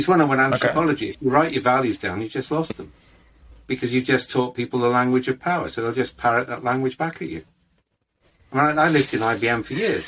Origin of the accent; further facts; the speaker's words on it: Wales, United Kingdom; we're all Welsh